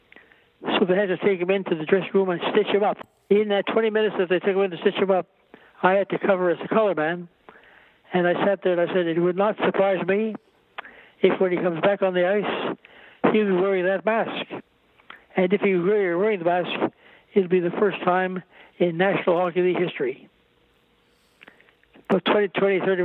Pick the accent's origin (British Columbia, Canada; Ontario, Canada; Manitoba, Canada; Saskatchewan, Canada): Manitoba, Canada; Winnipeg; moved away; also born or lived in Toronto / New York; Growing up in Winnipeg, Canada, naturally, I was very much involved in hockey.